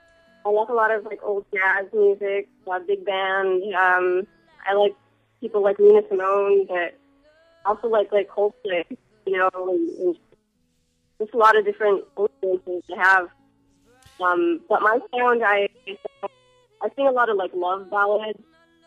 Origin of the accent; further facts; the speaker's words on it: Los Angeles, California, United States; I'm from Los Angeles.